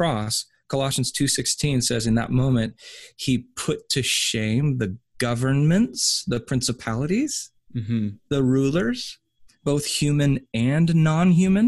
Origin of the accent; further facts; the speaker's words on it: United States; I'm an American